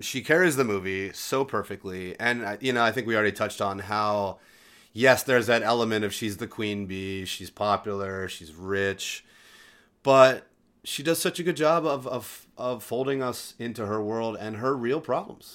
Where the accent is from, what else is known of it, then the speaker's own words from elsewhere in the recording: Delaware, United States; moved away as an adult; now in Los Angeles, United States; I grew up in Delaware